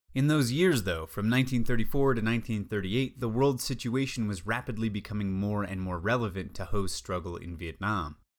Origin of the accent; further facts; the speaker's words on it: United States